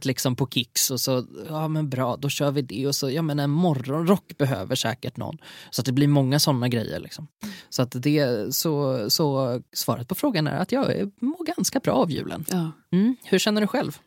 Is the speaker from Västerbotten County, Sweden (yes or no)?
no; Gothenburg, Västra Götaland, Sweden; accent: Gothenburg (göteborgska); lät jag så göteborgsk